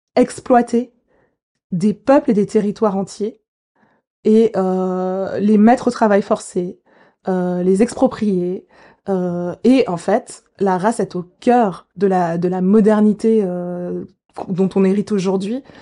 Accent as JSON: {"language": "French", "region": "Geneva", "country": "Switzerland", "tie": "born or raised there", "said": "J'ai grandi à Genève. Je suis née à Genève à l'hôpital à l'hôpital universitaire de Genève"}